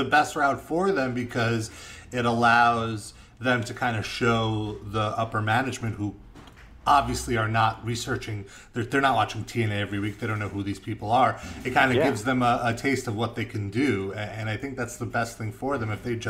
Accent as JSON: {"language": "English", "region": "New York", "country": "United States", "tie": "born or raised there", "said": "growing up in New York"}